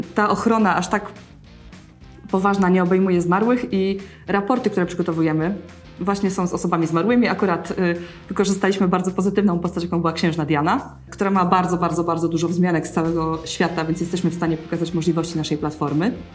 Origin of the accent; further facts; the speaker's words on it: Wrocław, Lower Silesian Voivodeship, Poland; wszyscy w naszym teamie jesteśmy stąd. Jest to, jesteśmy z Wrocławia